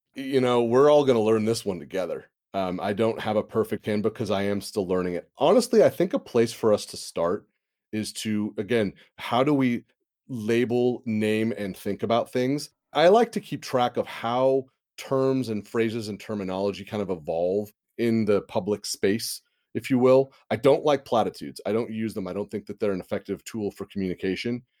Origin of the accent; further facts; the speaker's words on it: Santa Rosa area, California, United States; I live in my hometown. I live where I grew up. The Tubbs Fire of twenty seventeen have burned half my high school.